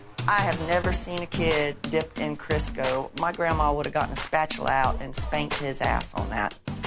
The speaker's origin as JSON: {"language": "English", "region": "the South", "country": "United States", "said": "I'm from the South."}